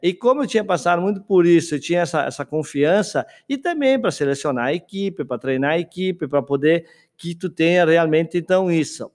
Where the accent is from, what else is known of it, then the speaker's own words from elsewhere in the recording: Guaporé, Rio Grande do Sul, Brazil; moved away as an adult; na minha região que eu nasci, ali em Guaporé